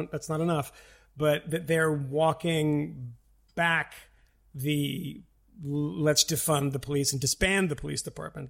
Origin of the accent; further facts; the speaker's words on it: Boston, Massachusetts, United States; these guys in Boston, my hometown.